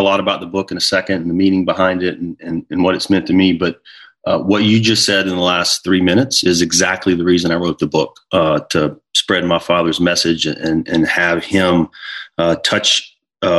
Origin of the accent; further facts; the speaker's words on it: near Charlotte, North Carolina, United States; moved away as an adult; now in New Jersey, United States; my family and I relocated from North Carolina, where I had been raised, near Charlotte, and we live in New Jersey now